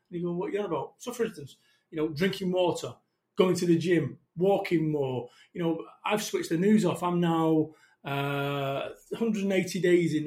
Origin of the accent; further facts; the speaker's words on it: Salford, North West England, United Kingdom; I'm from Salford, Manchester.